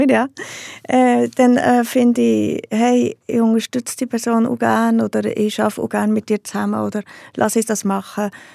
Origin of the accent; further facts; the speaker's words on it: Heiligenschwendi, Bern, Switzerland; Im Berner Oberland, einem kleinen Bauerndorf